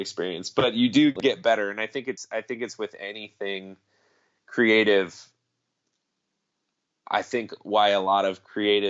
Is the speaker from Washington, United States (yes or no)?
yes; Belfair, Washington, United States; born or raised there; also born or lived in Kirkland, Washington / Seattle